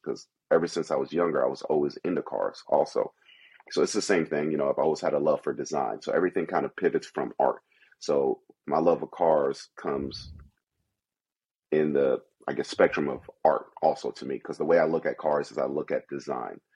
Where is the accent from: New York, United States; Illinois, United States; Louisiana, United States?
New York, United States; New York City; moved away; also born or lived in Kentucky / Philadelphia; I grew up in Brooklyn, New York, pretty rough. I've been in some other neighborhoods, moving outside of New York to even Kentucky and Philly